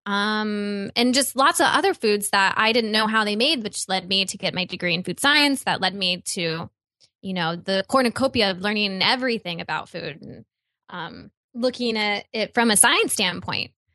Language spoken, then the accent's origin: English; Midwest, United States; I grew up in the Midwest